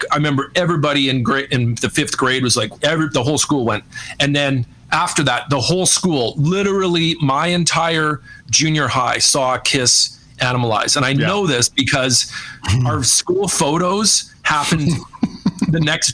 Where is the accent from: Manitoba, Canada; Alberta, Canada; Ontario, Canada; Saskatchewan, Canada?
Manitoba, Canada; Winnipeg; moved away; I grew up in Winnipeg